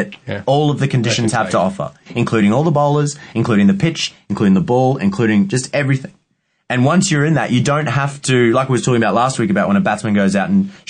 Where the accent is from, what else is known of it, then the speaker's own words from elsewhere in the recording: Queensland, Australia; I'm a Queenslander